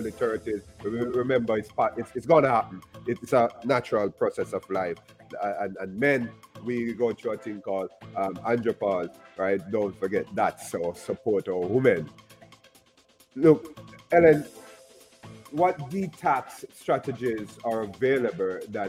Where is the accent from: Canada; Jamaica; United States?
Jamaica; I grew up in Jamaica